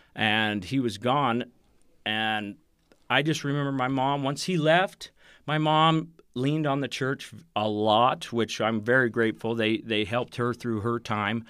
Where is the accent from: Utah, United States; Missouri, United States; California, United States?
Utah, United States; Provo; I grew up in Provo